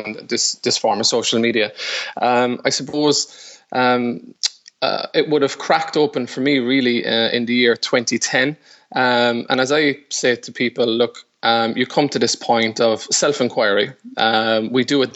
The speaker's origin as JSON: {"language": "English", "country": "Ireland", "said": "I would have had a very, very strong sporting background since the very early years in that chaotic Irish sport called hurling"}